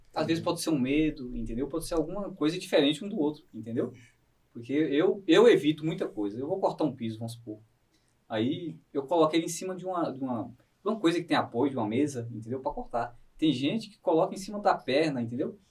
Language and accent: Portuguese; interior of Bahia, Brazil; moved away; eu sou da Bahia, lá do interior da Bahia